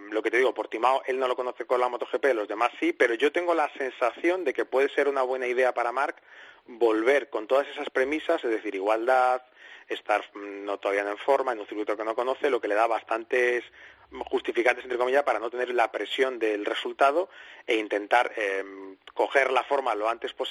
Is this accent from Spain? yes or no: yes; Alcobendas, Community of Madrid, Spain; yo soy de Alcobendas.